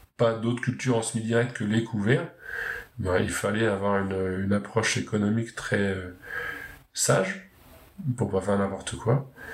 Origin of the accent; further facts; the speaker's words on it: Pays de Caux, Upper Normandy, France; en Haute-Normandie, je viens du Pays de Caux, une région côtière très fertile